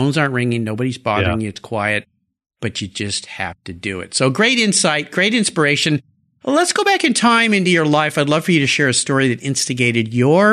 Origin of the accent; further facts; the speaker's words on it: La Jolla, California, United States; moved away; I grew up in in La Jolla